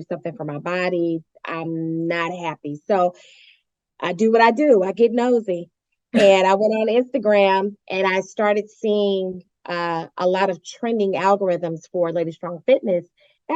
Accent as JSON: {"language": "English", "region": "California", "country": "United States", "also_born_or_lived": "New Orleans, Louisiana", "moved": "as an adult", "lives_now": "Dallas, United States", "said": "I'm originally from California"}